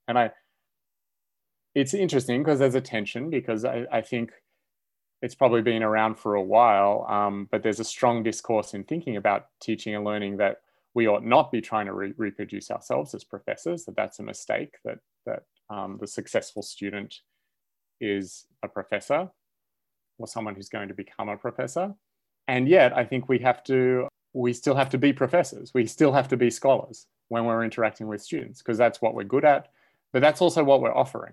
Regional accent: Australia; moved away as an adult; now in United States; I grew up in Australia and went to university there

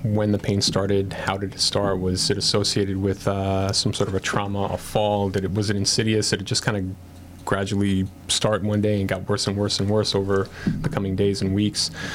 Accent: Yonkers, New York, United States; also born or lived in Bronx, New York; originally from the Bronx. Uh, yeah. Grew up in Lower Westchester, Yonkers

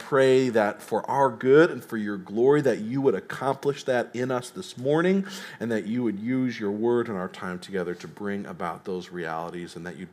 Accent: Tennessee, United States; moved away; I'm from Tennessee

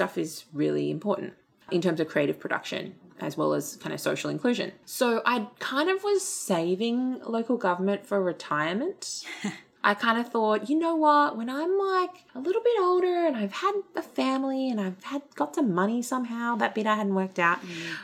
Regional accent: Sydney, New South Wales, Australia; also born or lived in Blue Mountains; I grew up in Fairfield and Liverpool, Campbelltown, on the other side of the Blue Mountains as well.

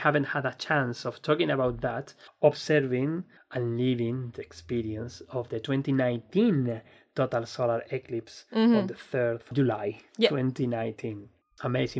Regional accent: Spain; English is a second language; particularly when I'm from Spain.

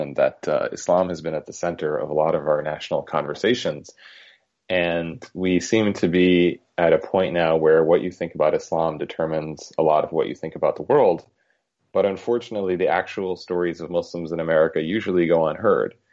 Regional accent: between Massachusetts and Connecticut, New England, United States; also born or lived in New York City; I grew up in New England, between Massachusetts and Connecticut

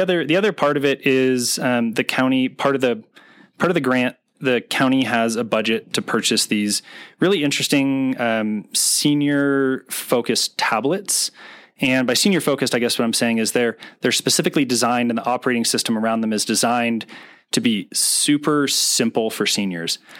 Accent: East Bay, California, United States; also born or lived in Oakland, California; I'm from California. Um, grew up in um, in the East Bay

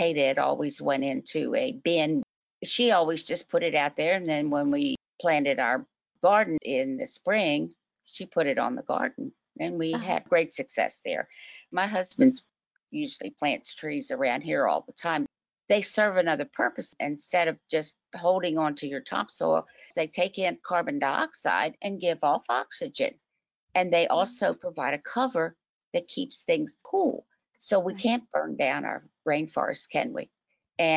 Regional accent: Delaware, United States; now in Louisville, United States; I was raised in Delaware, and DuPont was one of our heroes

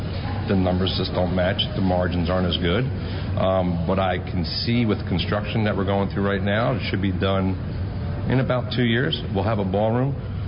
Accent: New Jersey, United States; now in Tampa, United States; I grew up in New Jersey. Hated the winters.

